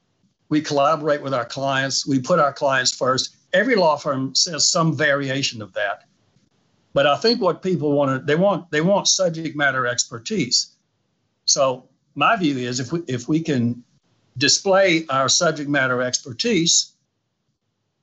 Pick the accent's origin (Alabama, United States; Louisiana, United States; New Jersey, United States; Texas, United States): Louisiana, United States; I'm from Louisiana